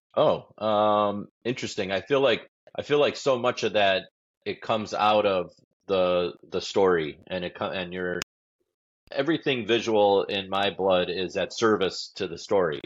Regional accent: Detroit, Michigan, United States; I grew up in Detroit

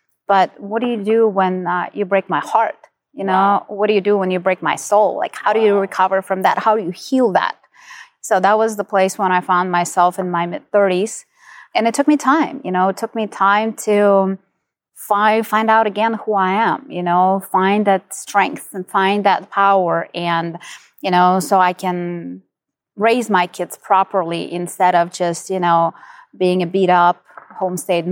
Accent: Ukraine; moved away as an adult; now in United States; So I'm originally from Ukraine. I was born and raised there. I'm only 13 years in the United States.

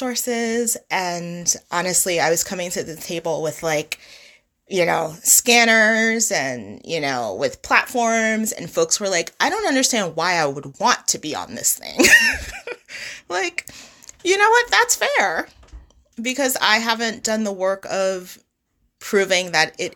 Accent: New York City, New York, United States; moved away; I grew up in Brooklyn, and Brooklyn looks entirely different from when I lived there and grew up there

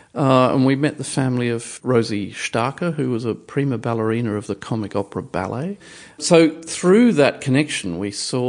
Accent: Brisbane, Queensland, Australia; I know I'm Australian when I hear cricket on the radio.

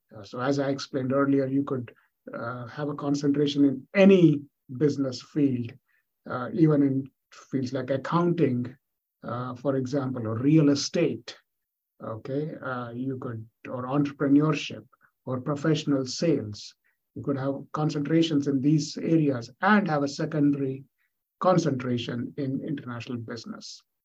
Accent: India; moved away; I was born and brought up in India

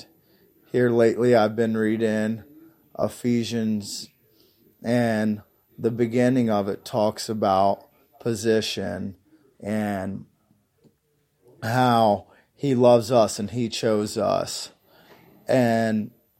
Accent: Union, Kentucky, United States; I'm from Union, Kentucky

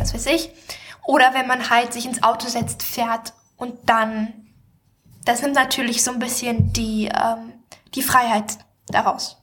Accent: Germany; now in Stavanger, Norway; ich bin ja nicht in der Stadt aufgewachsen, aber ich war natürlich in Wiesbaden oder auch mal in Frankfurt

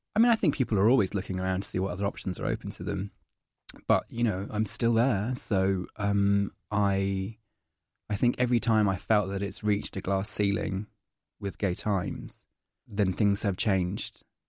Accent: Scotland, United Kingdom; moved away as an adult; now in London, United Kingdom; I'm Scottish

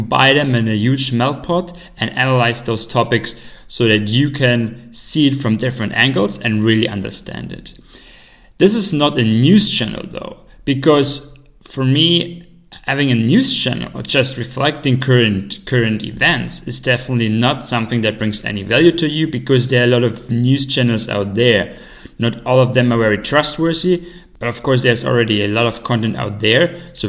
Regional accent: Germany; moved away as an adult; now in China; I'm originally from Germany. Right now, I'm living in China for most of the time. I'm sort of commuting between China and Europe this year.

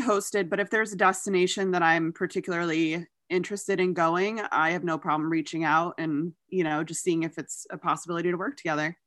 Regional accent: New York, United States; my home state of New York

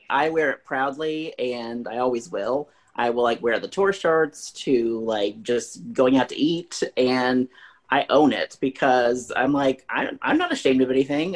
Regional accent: Springfield, Missouri, United States; I'm from Springfield, Missouri

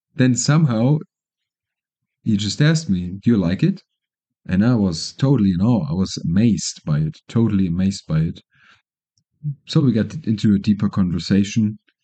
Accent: Germany; moved away as an adult; now in Colombia; I'm from Germany, living in Colombia now, permanently for now

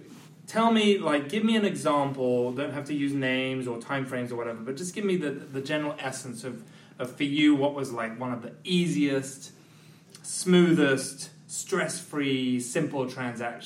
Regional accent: United Kingdom; now in United States; me as a Brit

